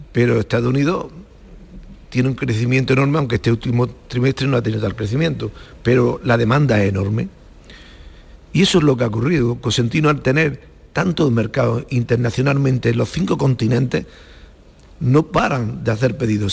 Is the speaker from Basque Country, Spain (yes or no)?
no; Macael, Andalusia, Spain; sigo viviendo en Macaé y estoy muy a gusto en Macaé, que es donde nací.